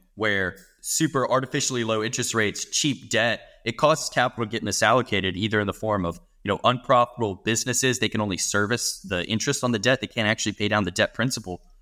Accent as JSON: {"language": "English", "country": "United States", "said": "I'm an American. I'm living in America for the rest of my life"}